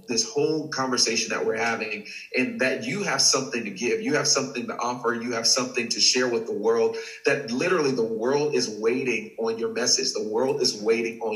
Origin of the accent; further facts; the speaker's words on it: Texas, United States; I'm born and raised in Texas.